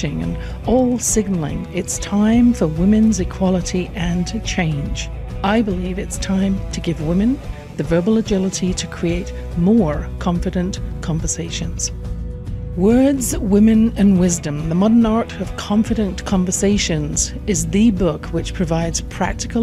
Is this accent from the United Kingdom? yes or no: yes; England, United Kingdom; I grew up in England